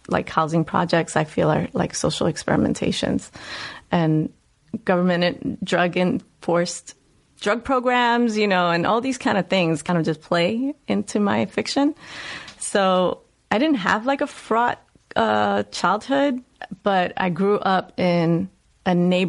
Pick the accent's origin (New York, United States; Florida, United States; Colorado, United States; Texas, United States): New York, United States; New York City; accent: Puerto Rican, New Yorker Bronx dialect; moved away; I grew up in the South Bronx. I grew up in the housing projects, 183rd. And I grew up during the rise of hip hop and crack epidemic.